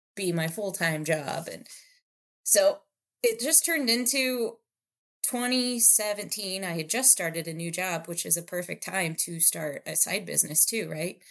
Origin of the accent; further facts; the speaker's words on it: Indiana, United States; moved away as an adult; also born or lived in Chicago; now in Phoenix, United States; I am originally from the cornfields of Indiana